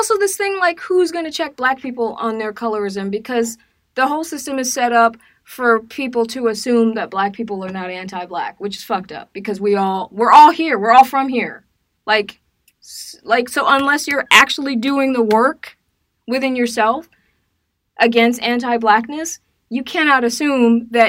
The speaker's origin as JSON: {"language": "English", "town": "Decatur", "region": "Georgia", "country": "United States", "said": "I'm from Decatur."}